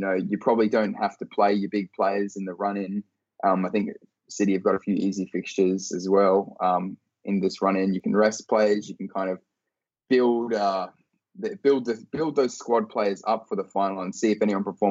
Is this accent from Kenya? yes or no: no; Australia; my hometown in Australia